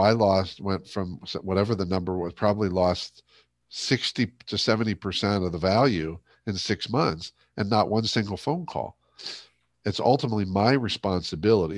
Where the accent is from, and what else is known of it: Ohio, United States; born or raised there; moved away